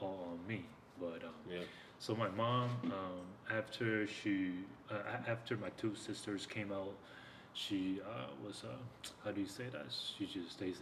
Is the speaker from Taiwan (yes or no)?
yes; Taipei, Taiwan; I was born in Taipei. Okay. It's the capital city of Taiwan.